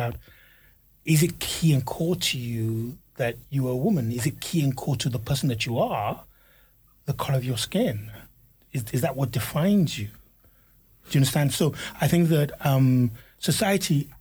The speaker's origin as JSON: {"language": "English", "country": "Nigeria", "said": "being Nigerian and being African, not even African, but Nigerian, is core to my culture."}